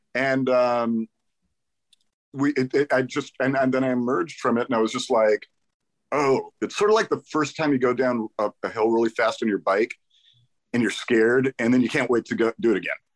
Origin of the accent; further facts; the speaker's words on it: the Valley, California, United States; I grew up in the Valley.